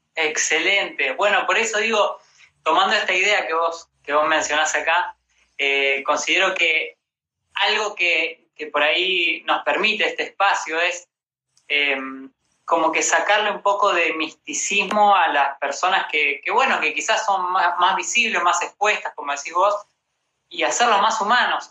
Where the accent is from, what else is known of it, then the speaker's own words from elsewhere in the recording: Rosario, Santa Fe, Argentina; now in Buenos Aires, Argentina; yo soy de Rosario